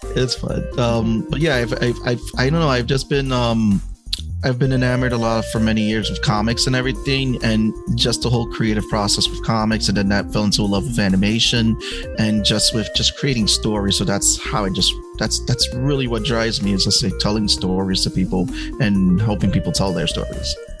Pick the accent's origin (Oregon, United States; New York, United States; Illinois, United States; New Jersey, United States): New York, United States; New York City; also born or lived in Georgia; growing up in the Bronx, um, in the late '80s, early '90s